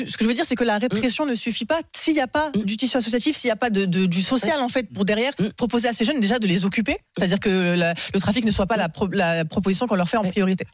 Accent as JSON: {"language": "French", "town": "Avignon", "region": "Provence-Alpes-Côte d'Azur", "country": "France", "tie": "born or raised there", "moved": "yes", "said": "j'ai grandi à Avignon, donc je connais très bien tous ces tous ces quartiers-là"}